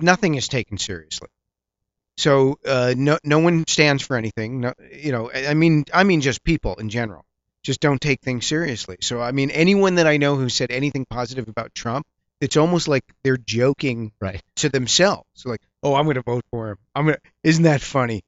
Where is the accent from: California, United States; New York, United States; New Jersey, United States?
New Jersey, United States; I'm from New Jersey. We're very close to the city